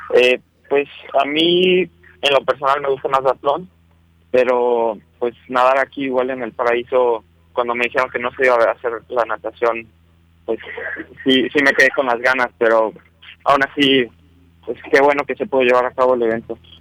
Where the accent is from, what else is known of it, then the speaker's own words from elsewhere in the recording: León, Guanajuato, Mexico; yo soy, vengo de León, Guanajuato. Eh, ahí llevo viviendo toda mi vida